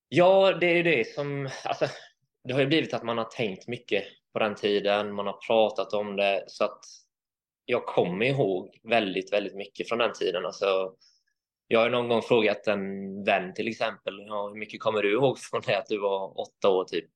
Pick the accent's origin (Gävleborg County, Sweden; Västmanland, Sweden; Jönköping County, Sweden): Jönköping County, Sweden; Vetlanda; also born or lived in Varberg / Hul, Nässjö / United States / Finland; Jag är flyttade hit när jag var åtta år